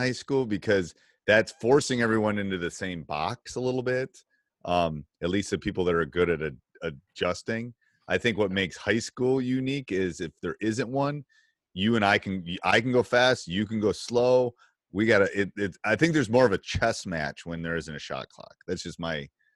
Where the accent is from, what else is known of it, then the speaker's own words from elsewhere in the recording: Wisconsin, United States; I'm from Wisconsin, where, you know, Bo Ryan and the Bennetts are from